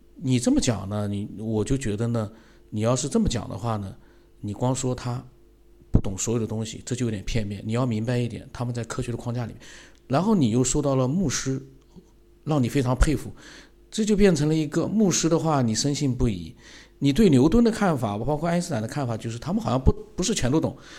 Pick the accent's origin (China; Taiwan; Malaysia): China; 因为佛教跟我们中国人来讲还是比较接近一点